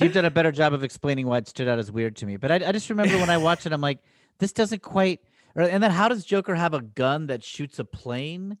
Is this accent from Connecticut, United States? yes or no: yes; Danbury, Connecticut, United States; we grew up in Danbury, Connecticut